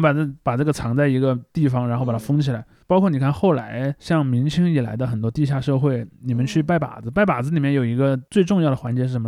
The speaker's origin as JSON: {"language": "Chinese", "country": "China", "tie": "born or raised there", "said": "我们那儿在大概在九十年代左右的时候建了一，我们那儿第一座很跨嘉陵江的桥"}